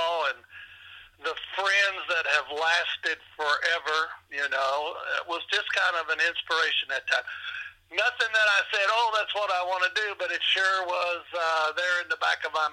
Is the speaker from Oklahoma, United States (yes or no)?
no; Bowling Green, Kentucky, United States; also born or lived in Madisonville, Kentucky; now in Henderson, United States; I grew up in Bowling Green, Kentucky